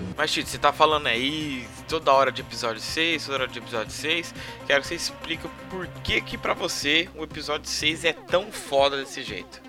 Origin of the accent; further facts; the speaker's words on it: Brazil; a gente, como brasileiro